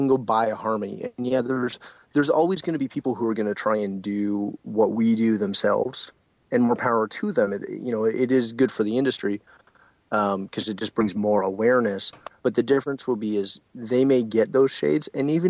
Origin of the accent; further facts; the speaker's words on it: Canada; And again, I'm Canadian, so my numbers may be off for all of our American friends.